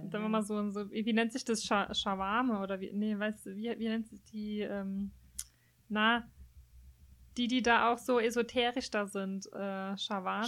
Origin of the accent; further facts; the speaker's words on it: Germany; bei uns in Deutschland